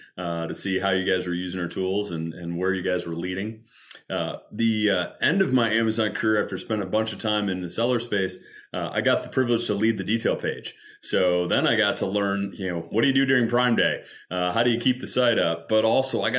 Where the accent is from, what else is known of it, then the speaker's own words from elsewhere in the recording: Michigan, United States; moved away; also born or lived in Seattle; I'm originally from the Midwest, from Michigan